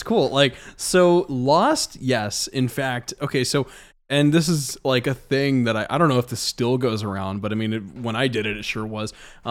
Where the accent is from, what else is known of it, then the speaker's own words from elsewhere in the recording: El Paso, Texas, United States; born there; also born or lived in Missouri / Alaska / Georgia / New Mexico; I was born in El Paso, Texas, lived in a couple cities around Texas. when I was much too young to remember it.